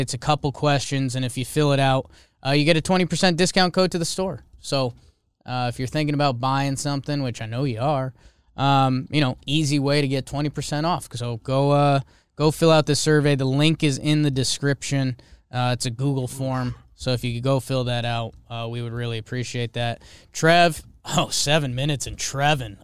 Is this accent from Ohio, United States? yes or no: no; Connecticut, United States; I'm from Connecticut